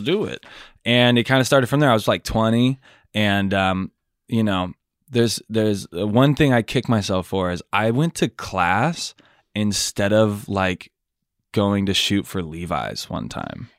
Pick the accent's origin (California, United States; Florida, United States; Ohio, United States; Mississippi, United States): California, United States; Sacramento; also born or lived in Carmichael, California; I was born in Tahoe Park